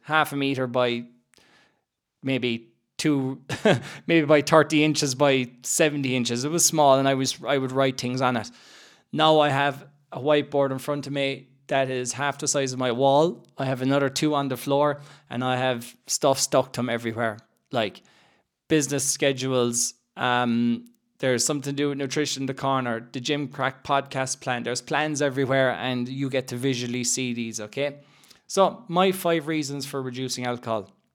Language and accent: English; Ireland; growing up in Ireland